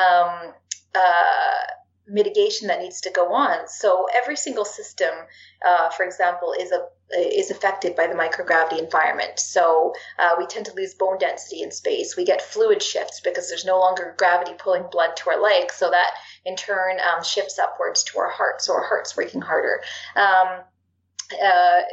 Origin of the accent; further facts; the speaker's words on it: Canada; being Canadian